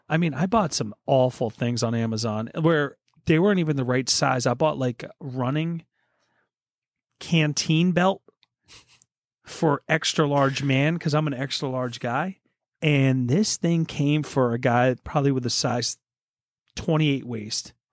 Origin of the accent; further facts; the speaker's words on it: Poconos, Pennsylvania, United States; I was born in the Poconos